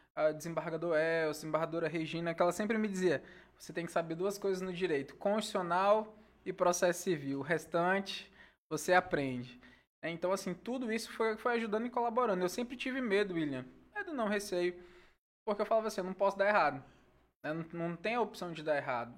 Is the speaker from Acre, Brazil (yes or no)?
yes; Senador Guiomard, Acre, Brazil; moved away as an adult; now in Rio Branco, Brazil; só não tá na certidão de nascimento, mas praticamente eu sou mesmo de Senador Guilmar